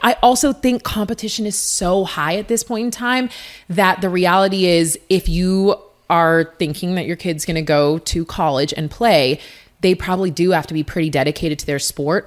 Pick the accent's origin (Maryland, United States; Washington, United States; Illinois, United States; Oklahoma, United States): Washington, United States; Seattle; University of Washington in my hometown